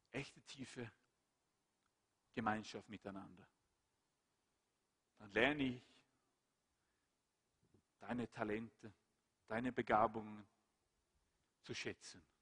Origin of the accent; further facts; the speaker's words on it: Sweden; Schweden, mein Heimatland, dann ist der Karl Gustav jetzt der König.